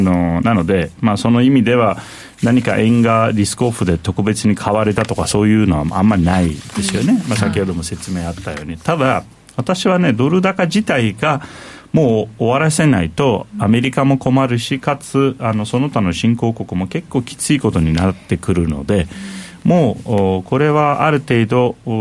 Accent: Turkey; now in Japan; トルコ出身なんで、まあ、いわゆる中東出身

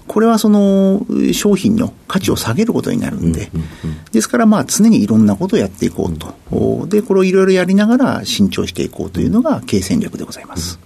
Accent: Tokyo, Japan; 東京都台東区の上野になります。

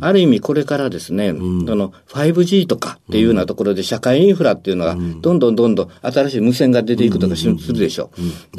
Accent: Osaka, Japan; 大阪の天王寺です

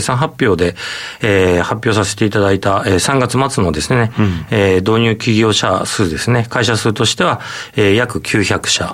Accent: Hokkaido, Japan; 北海道出身

